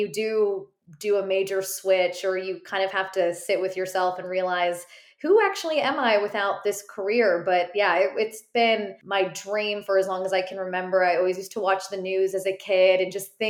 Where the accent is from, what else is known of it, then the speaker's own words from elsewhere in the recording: Chicago, Illinois, United States; moved away as an adult; also born or lived in South Bend, Indiana; now in Charlotte, United States; I'm from the Chicagoland area originally